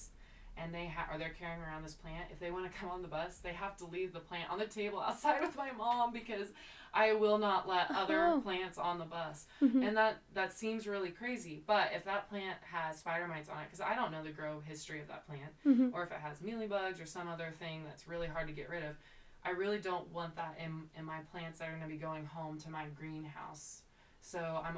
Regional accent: Potwin, Kansas, United States; I grew up in Potwin

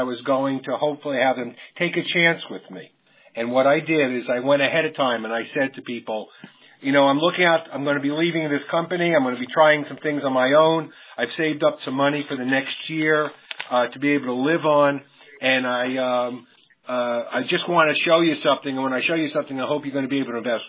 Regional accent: New York City, New York, United States; I grew up in New York. I was born in Brooklyn

